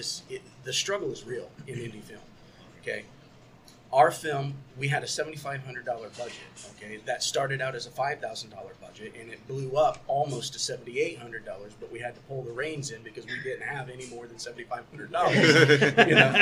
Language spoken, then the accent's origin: English; Indiana, United States; also born or lived in Cleveland, Ohio; We're both from Indiana